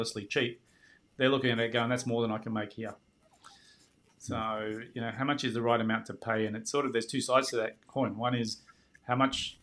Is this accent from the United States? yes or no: no; Australia